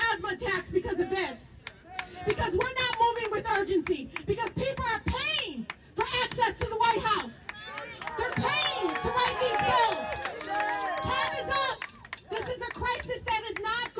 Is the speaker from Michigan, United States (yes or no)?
yes; Detroit, Michigan, United States; I grew up in Southwest Detroit